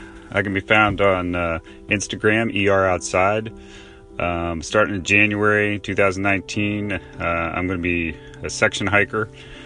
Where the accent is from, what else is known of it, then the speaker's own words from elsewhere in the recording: South Florida, United States; I grew up in South Florida.